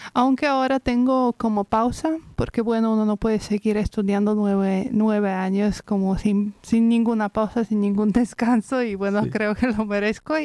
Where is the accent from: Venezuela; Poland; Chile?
Poland; Spanish is a second language; yo soy polaca